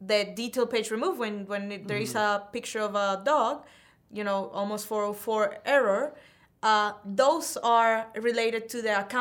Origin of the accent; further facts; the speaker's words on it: Venezuela; moved away as an adult; I'm from Venezuela